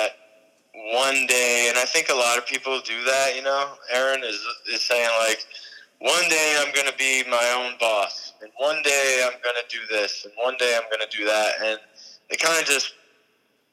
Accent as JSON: {"language": "English", "region": "New York", "country": "United States", "tie": "born or raised there", "also_born_or_lived": "St. Petersburg, Florida", "moved": "yes", "said": "I was raised in New York"}